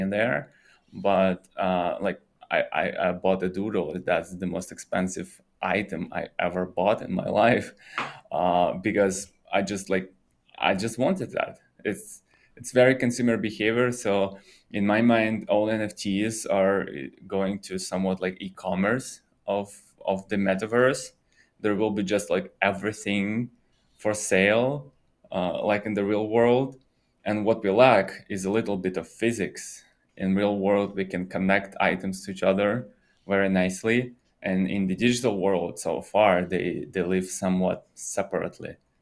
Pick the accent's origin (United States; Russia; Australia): Russia; moved away; I'm originally from Russia